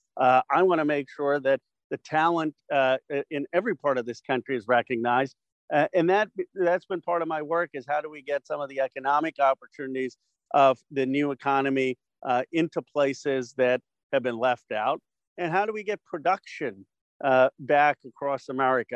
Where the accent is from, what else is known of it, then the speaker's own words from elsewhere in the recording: Bucks County, Pennsylvania, United States; moved away as an adult; I grew up in Bucks County, being one of the only Indian kids in my high, entire high school